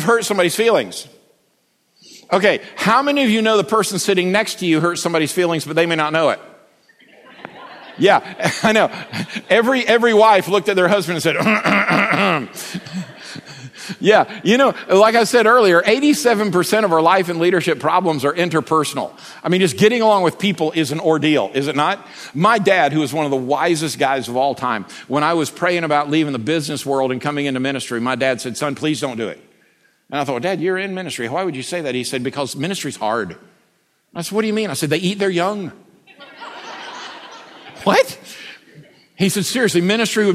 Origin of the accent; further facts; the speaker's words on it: United States; accent: Bubba; I'm American, and I can only speak fluent Bubba.